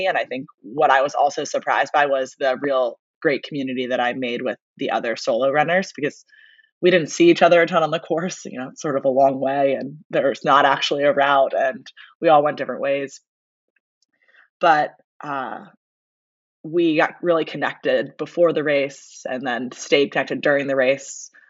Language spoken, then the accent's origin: English; Baltimore, Maryland, United States; moved away as an adult; also born or lived in Virginia; now in New Orleans, United States; I grew up in Baltimore. And then went to University of Virginia. I played club lacrosse there and started running marathons in college. And then moved down to New Orleans after college